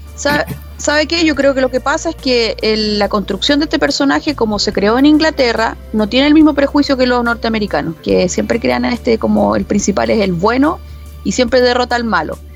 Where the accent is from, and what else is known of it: Chile